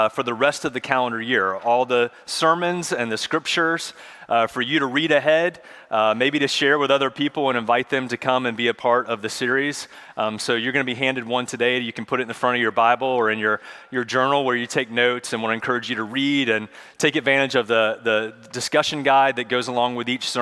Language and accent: English; Charlotte, North Carolina, United States; When I was a kid, I grew up in Charlotte